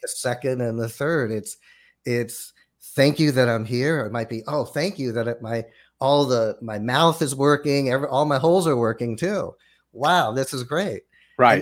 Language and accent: English; Los Angeles, California, United States; growing up in Los Angeles, went to public school in in Los Angeles